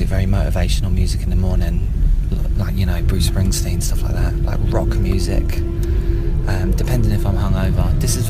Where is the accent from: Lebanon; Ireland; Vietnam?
Ireland; No, I'm not blonde. I'm Irish.